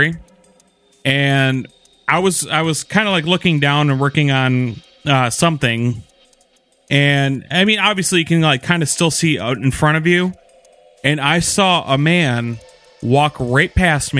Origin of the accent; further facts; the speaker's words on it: Norfolk, Virginia, United States; now in West Michigan, United States; I was born in Virginia, Norfolk, Virginia, on April 3rd.